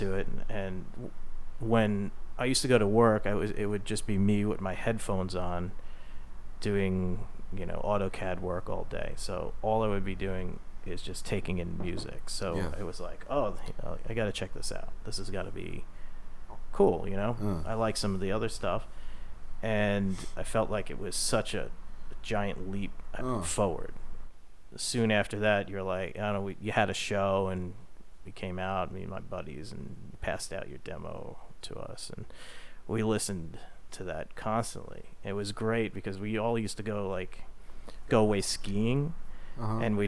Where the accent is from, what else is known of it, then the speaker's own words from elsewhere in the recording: Long Island, New York, United States; also born or lived in Greenpoint, Brooklyn; Growing up on Long Island